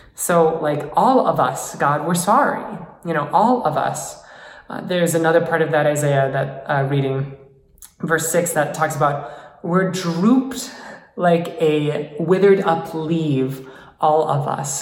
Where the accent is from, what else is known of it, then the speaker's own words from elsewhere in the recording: United States; as being an American